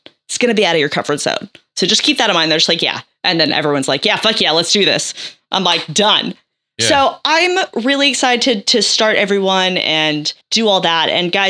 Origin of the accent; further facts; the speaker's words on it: United States; I am American